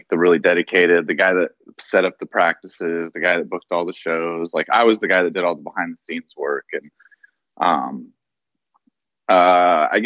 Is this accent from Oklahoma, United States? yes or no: yes; Oklahoma, United States; moved away as an adult; also born or lived in Denver / Las Vegas; through junior high, I went to Berryhill, and then I transferred in high school to like a much larger school called Charles Page.